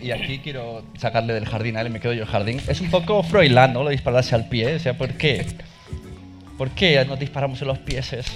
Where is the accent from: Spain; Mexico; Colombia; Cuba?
Spain; Catalonia; yo soy de de Cataluña